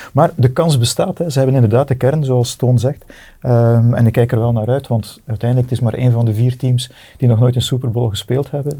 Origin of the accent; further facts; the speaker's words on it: Bredene, Flanders, Belgium; ik ben van Breden